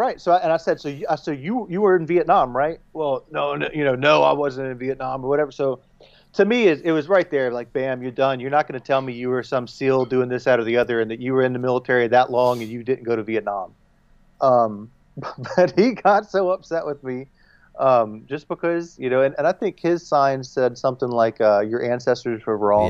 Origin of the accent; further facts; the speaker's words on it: the South, United States; I'm from the South, you know, I'm a Southerner.